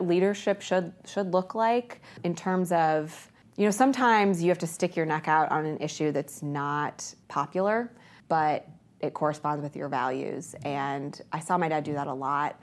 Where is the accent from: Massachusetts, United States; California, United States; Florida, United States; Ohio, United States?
Ohio, United States; also born or lived in Columbus, Ohio / Lorain County, Ohio / Licking County, Ohio; I grew up in two places. My mom and dad divorced when I was little. I was born in Columbus, but, uh, my dad moved to Lorain County. My mom moved to Licking County